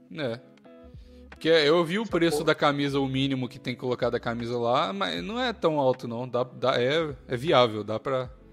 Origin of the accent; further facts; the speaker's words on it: Brazil; moved away; brasileiro, com um sotaque maluco em inglês